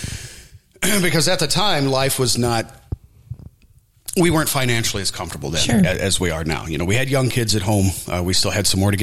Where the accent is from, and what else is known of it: O'Fallon, Illinois, United States; born or raised there; also born or lived in Tennessee; now in Du Quoin, United States